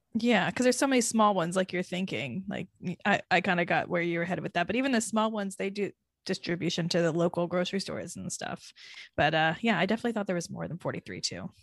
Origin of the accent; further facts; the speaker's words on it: Florida, United States; now in New York City, United States; I am from Florida.